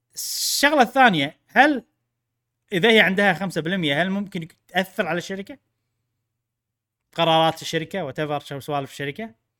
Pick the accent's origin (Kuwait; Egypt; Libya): Kuwait; كويتيين مو سعوديين